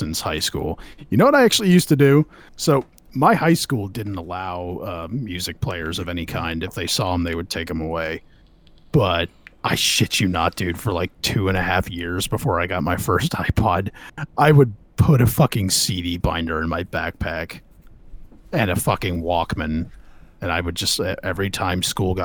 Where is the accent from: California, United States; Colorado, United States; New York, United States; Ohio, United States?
California, United States; I'm from California, so Four Loko was like the order of the day where I was from